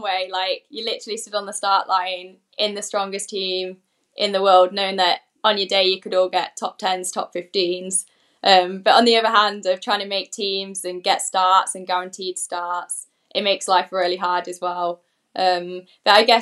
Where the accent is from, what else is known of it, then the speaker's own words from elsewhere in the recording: Coventry, West Midlands, United Kingdom; I'm from Coventry